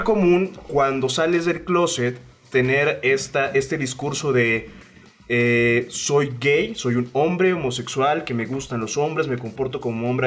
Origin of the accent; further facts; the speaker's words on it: Veracruz, Mexico; accent: jarocho; moved away as an adult; now in Mexico City, Mexico; yo soy un jarocho que tiene aquí dos años casi viviendo en la Ciudad de México